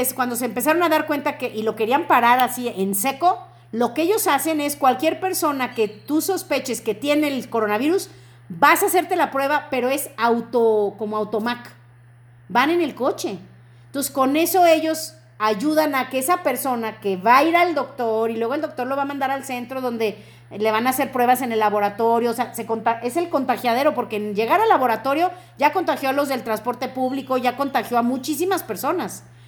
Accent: Mexico; tenemos que sentirnos como mexicanos muy bendecidos

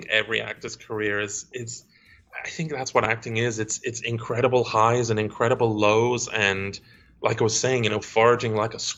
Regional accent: Stoke-on-Trent, West Midlands, United Kingdom; accent: Stoke-on-Trent; Maybe I'm from Stoke on Trent. Yeah. Uh, so if I talk to my parents over Skype, then

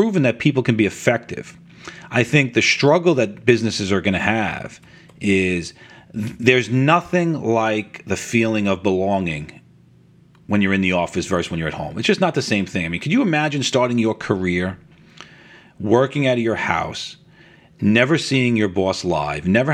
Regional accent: New York City, New York, United States; accent: New York; now in Long Island, United States; I grew up in Rockaway Beach in New York, and I was probably a 5-iron from the ocean.

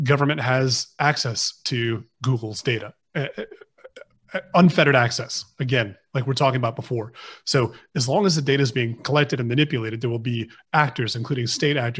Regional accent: United States; now in United Kingdom; I'm American. I'm an American citizen

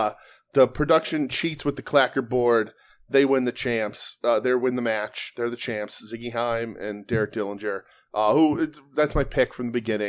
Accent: Pittsburgh, Pennsylvania, United States; you know that I was born and raised in Pittsburgh and trained in Pittsburgh.

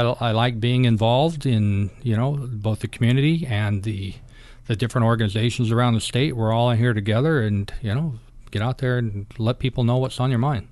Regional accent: Kodiak, Alaska, United States; I grew up in Kodiak

